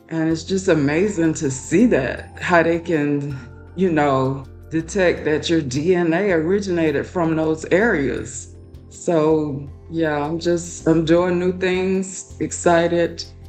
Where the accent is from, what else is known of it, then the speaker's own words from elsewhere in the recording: Florida, United States; moved away as an adult; now in Texas, United States; I was born and raised in Florida. So I've never lived outside of Florida.